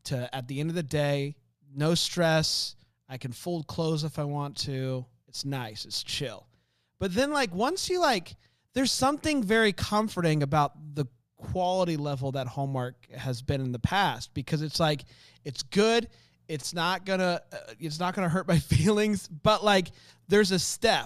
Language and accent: English; Florida, United States; moved away; I'm from Florida originally